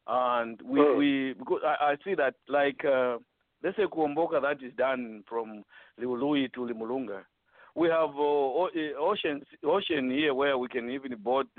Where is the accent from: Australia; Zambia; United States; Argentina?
Zambia; moved away; while we are away from Zambia? So I'm advocating for, if as diasporan